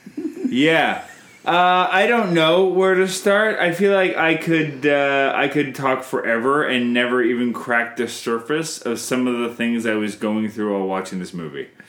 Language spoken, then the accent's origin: English; Canada; I'm Canadian filmmaker